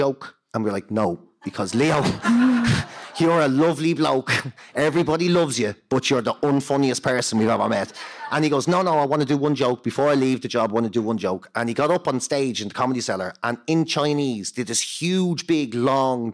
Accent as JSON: {"language": "English", "town": "Dublin", "region": "Leinster", "country": "Ireland", "tie": "born or raised there", "also_born_or_lived": "Boston, United States", "said": "I'm from Marino"}